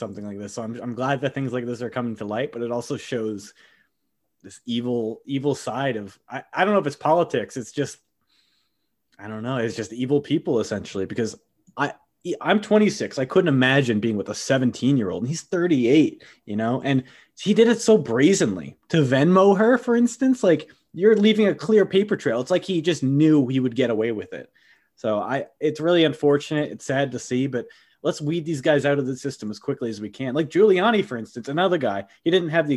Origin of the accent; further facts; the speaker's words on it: United States; I'm very American